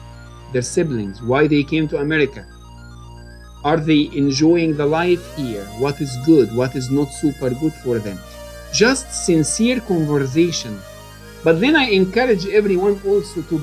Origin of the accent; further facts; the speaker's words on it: Egypt; moved away; I was born and raised in Egypt